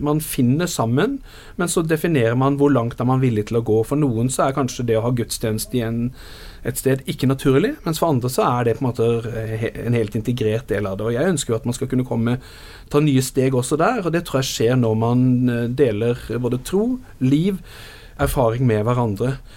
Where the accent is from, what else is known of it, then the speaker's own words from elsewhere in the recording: Arendal, Agder, Norway; ungdomsarbeidet i Arendal, hvor jeg vokste opp